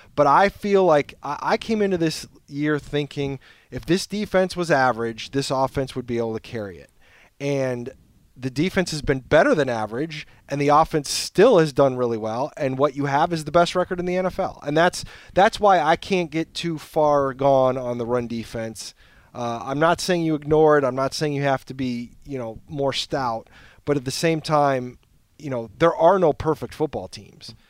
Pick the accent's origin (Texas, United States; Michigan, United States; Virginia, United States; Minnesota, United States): Michigan, United States; Detroit; I'm from Detroit